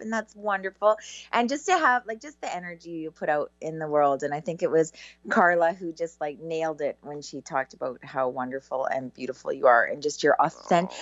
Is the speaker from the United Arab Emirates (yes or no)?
no; Canada; I'm so Canadian